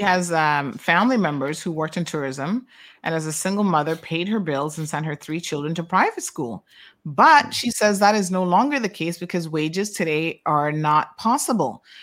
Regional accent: Cayman Islands; moved away

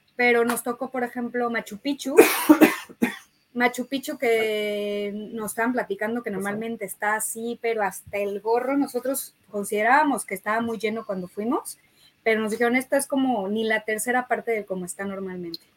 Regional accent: Mexico; De México

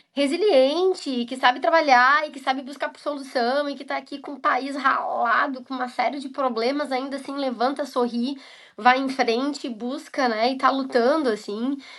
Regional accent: Brazil; now in Scotland; eu enquanto brasileira vou trabalhar numa empresa alemã

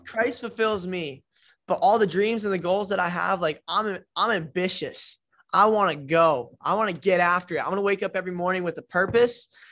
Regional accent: Iowa, United States; moved away as an adult; also born or lived in New Jersey; now in Florida, United States; I was born in Jersey, uh, moved to Iowa when I was four, grew up in Iowa my entire life, did elementary, middle

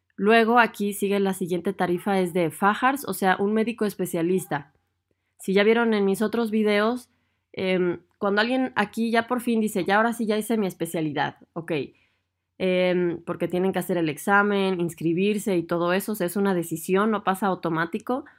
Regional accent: Mexico; moved away as an adult; now in Germany

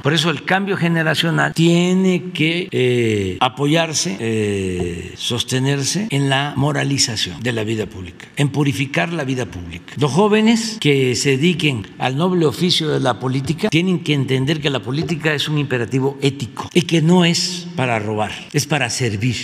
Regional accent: Veracruz, Mexico; also born or lived in Tabasco; mi estado de Veracruz, porque soy choco jarocho

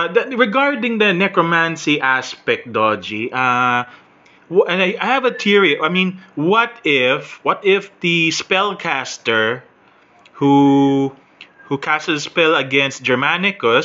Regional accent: Philippines; I'm Filipino

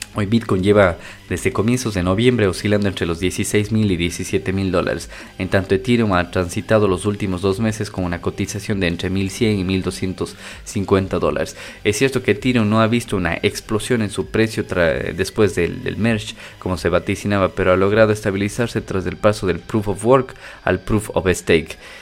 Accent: Ecuador; yo soy de Ecuador

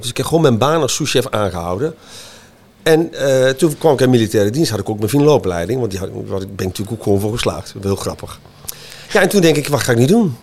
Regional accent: Montferland, Gelderland, Netherlands; ik kom uit Montferland, dus uh, eh, Arnhem en dan richting Duitse grens, van de boerderij.

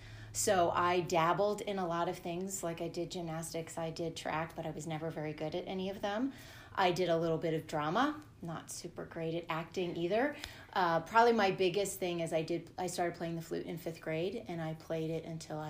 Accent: California, United States; born there; And I was born in California. My dad was in the Army at the time, so moved around a ton until I hit seventh grade.

